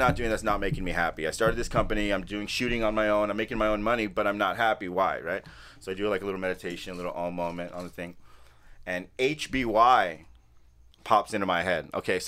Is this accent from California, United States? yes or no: yes; Los Angeles, California, United States; also born or lived in Newport Beach, California; Growing up here, I was born right here on Sunset and Vermont, so I haven't gone far in my life here.